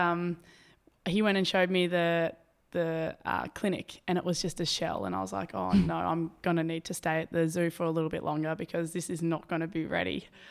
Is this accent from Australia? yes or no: yes; Albury, New South Wales, Australia; moved away as an adult; now in Maroochydore, Australia; I'm from Albury